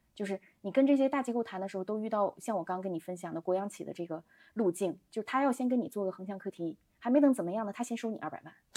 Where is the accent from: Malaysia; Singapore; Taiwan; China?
China; Daqing, Heilongjiang; moved away as an adult; also born or lived in Beijing; 我是大庆人，嗯，家里人肯定是希望我能跟他们一样，去进入到油公司